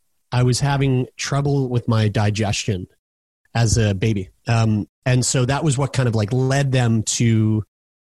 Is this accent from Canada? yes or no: yes; Halifax, Nova Scotia, Canada; also born or lived in Newfoundland; my parents uprooted their entire life in Newfoundland and moved to here where I'm at right now, Halifax, Nova Scotia, which is my hometown